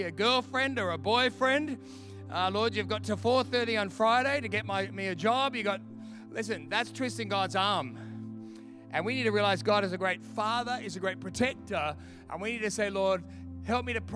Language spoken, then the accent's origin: English; Australia; moved away; I'm from Australia